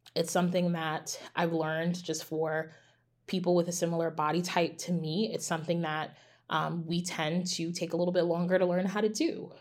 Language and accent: English; United States; as an American citizen